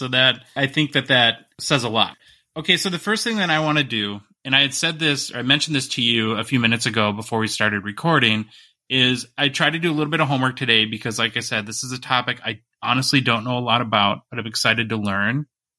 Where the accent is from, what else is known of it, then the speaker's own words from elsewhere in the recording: Minnesota, United States; So I'm from Northern Minnesota originally, and we have a fairly large Native American population there